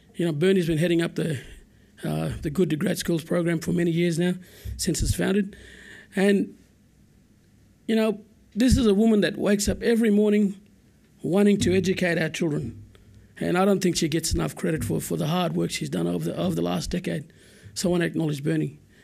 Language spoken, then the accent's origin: English; Coen, Queensland, Australia; I'm from Cowan. I, I grew up in Cowan